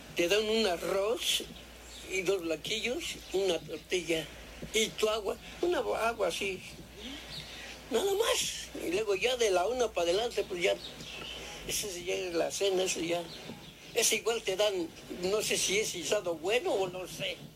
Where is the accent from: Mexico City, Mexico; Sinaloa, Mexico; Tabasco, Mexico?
Mexico City, Mexico; also born or lived in Toluca / Ixtlahuaca / Atlacomulco; aquí es donde me, hice, ahora sí, como dice el dicho, me hice hombre